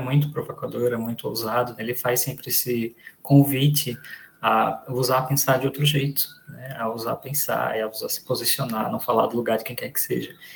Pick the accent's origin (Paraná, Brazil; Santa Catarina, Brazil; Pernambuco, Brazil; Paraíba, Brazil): Pernambuco, Brazil; Garanhuns; moved away as an adult; also born or lived in Recife / Rio Grande do Sul; Eu sou de Pernambuco, eu nasci em Garanhuns, é uma cidadezinha do interior de Pernambuco